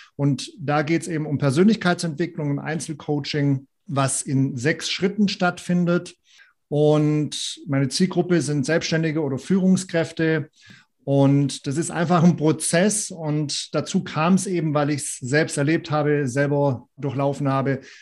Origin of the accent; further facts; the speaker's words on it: Southern Germany, Germany; moved away; ich komme ursprünglich aus Süddeutschland